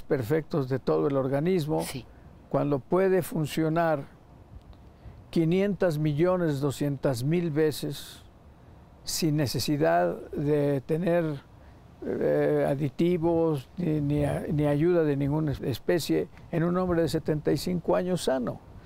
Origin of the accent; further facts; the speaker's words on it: Mexico; soy mexicano